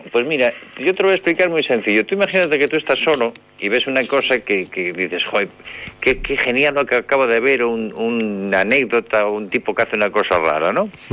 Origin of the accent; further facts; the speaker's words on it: Santiago de Compostela, Galicia, Spain; moved away as an adult; now in Paredes de Nava, Spain; de Santiago. Y me dicen, de Chile. Y digo, no, hombre, no, de Compostela.